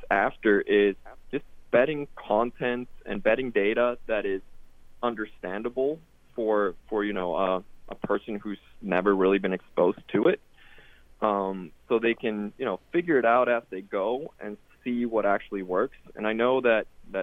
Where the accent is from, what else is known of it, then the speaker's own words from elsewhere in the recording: Sweden; I'm European myself. I grew up in Sweden, and I always had betting around me